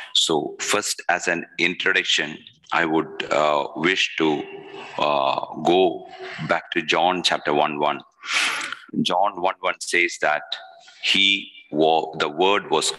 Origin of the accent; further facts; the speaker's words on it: Kerala, India; I'm from Kerala